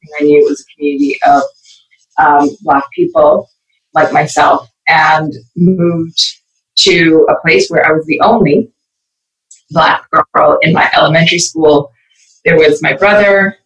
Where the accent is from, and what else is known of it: Edmonton, Alberta, Canada; born or raised there; also born or lived in Belize